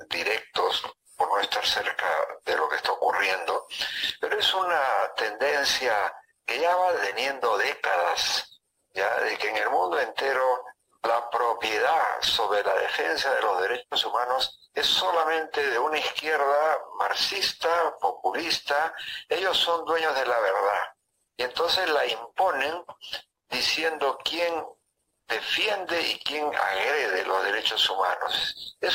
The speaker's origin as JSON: {"language": "Spanish", "region": "Huancavelica", "country": "Peru", "said": "peor de dónde eres me dijo yo agarré le dije soy de Huancavelica ah no Huancavelica son terroristas"}